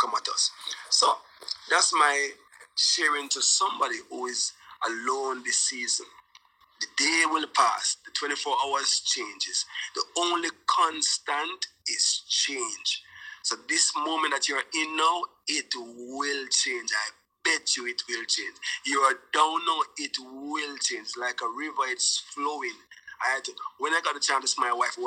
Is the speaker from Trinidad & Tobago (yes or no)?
no; Jamaica; born or raised there